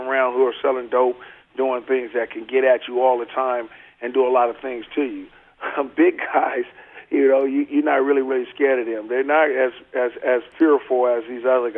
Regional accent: Oakland, California, United States; moved away as an adult; also born or lived in Seattle; I grew up in Oakland all my life

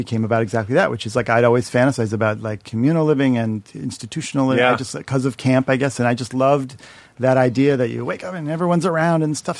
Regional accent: Shaker Heights, Ohio, United States; back to home in Shaker Heights with my parents.

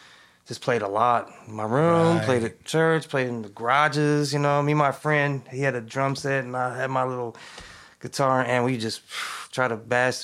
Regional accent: California, United States; I grew up in the East Bay.

